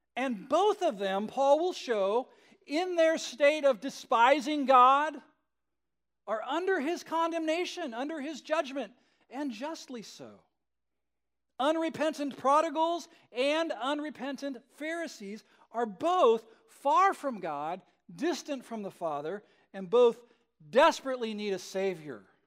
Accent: Southern California, United States; I grew up in Southern California in the sixties and seventies.

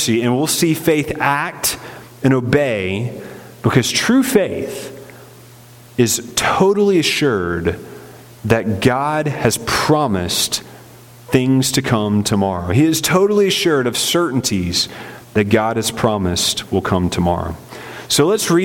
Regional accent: Winston-Salem, North Carolina, United States; my hometown of Winston-Salem, North Carolina

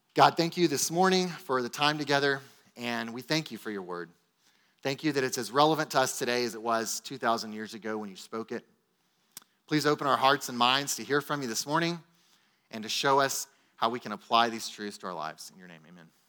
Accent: Texas, United States; as Texan American Christians

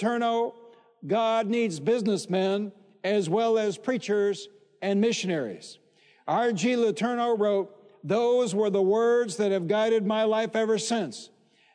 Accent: Detroit, Michigan, United States; When I was a boy growing up in Detroit, Michigan

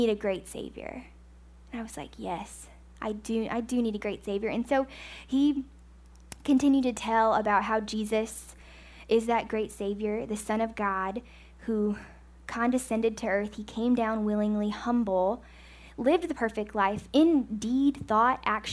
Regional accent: United States; I'm an American

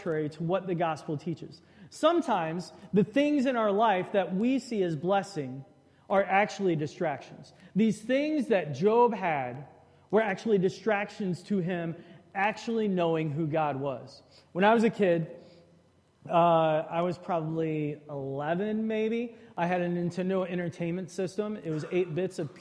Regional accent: Shreveport, Louisiana, United States; growing up in Shreveport, Louisiana.

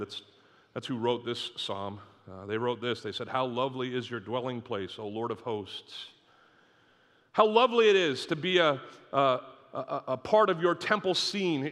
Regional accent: Northeast, United States; moved away; I grew up in the Northeast

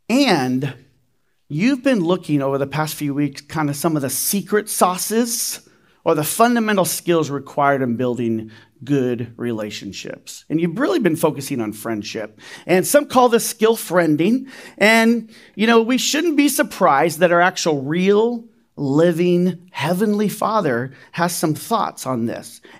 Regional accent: Riverside, California, United States; now in Reno, United States; now remember, I'm from Riverside, right? I, I lived in Riverside before Reno. Now I'm from Reno, so this can happen in Reno as well.

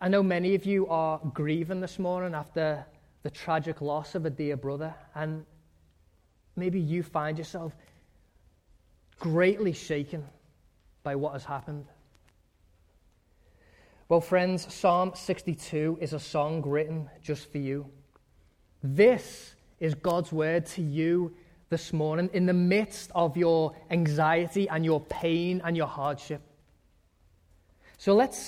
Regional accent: England, United Kingdom; moved away; When I was growing up in England, we had this backyard that was surrounded by a wooden fence

